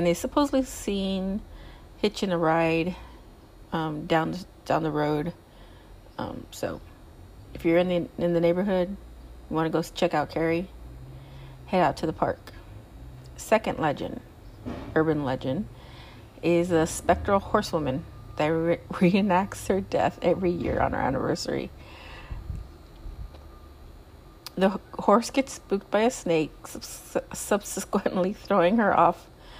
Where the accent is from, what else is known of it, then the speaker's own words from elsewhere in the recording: Southern California, United States; I'm from California. I'm from Southern California. I'm not from Northern California.